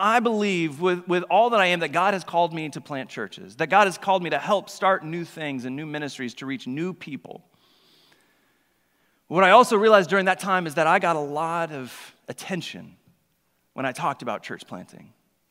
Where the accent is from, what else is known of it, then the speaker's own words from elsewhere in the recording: Oklahoma, United States; moved away as an adult; I'm originally from Oklahoma